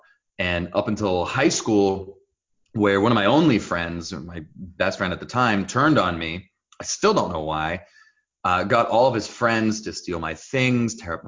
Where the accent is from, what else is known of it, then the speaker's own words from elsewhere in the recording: New Jersey, United States; accent: Israeli; English is a second language; also born or lived in Jerusalem, Israel; I was born in Jerusalem, Israel, and I was raised up in New Jersey.